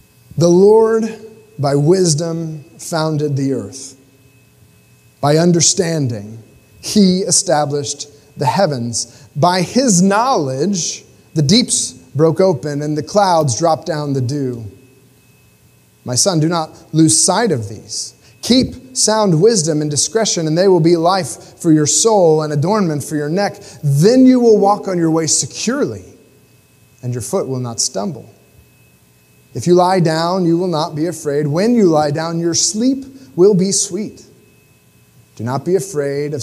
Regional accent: United States; me as an American

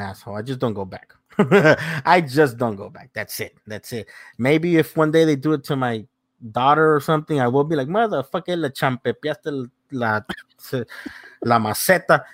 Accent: South Gate, California, United States; I grew up in Southgate, went to high school there

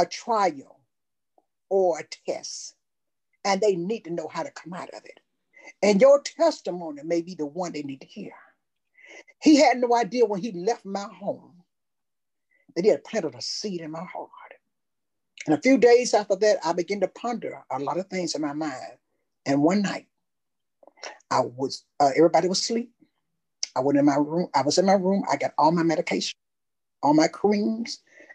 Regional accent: Tuscaloosa, Alabama, United States; I'm from Tuscaloosa.

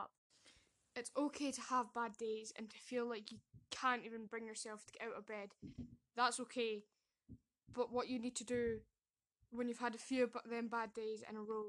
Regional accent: Scotland, United Kingdom; I am from Scotland

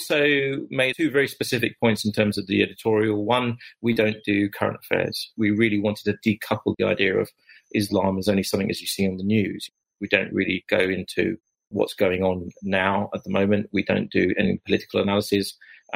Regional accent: London, United Kingdom; accent: Cockney; where I grew up in East London

